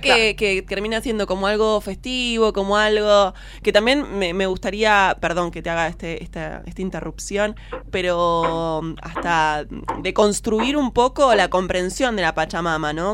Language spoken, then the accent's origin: Spanish; Buenos Aires, Argentina; somos dos porteñas